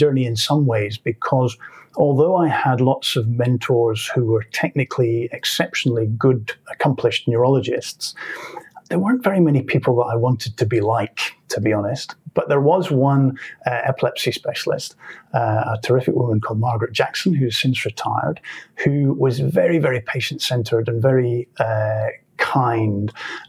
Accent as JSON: {"language": "English", "town": "Edinburgh", "region": "Scotland", "country": "United Kingdom", "tie": "born or raised there", "moved": "as an adult", "lives_now": "Melbourne, Australia", "said": "So I grew up in Edinburgh."}